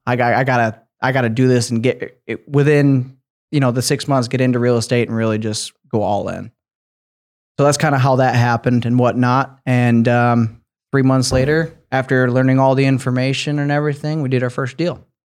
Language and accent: English; Grand Rapids, Michigan, United States; now in Lakeland, United States; I grew up in Grand Rapids, Michigan